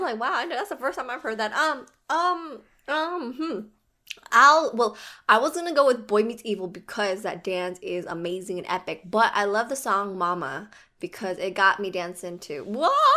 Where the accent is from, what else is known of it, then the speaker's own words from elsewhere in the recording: Hawaii, United States; I was born in Hawaii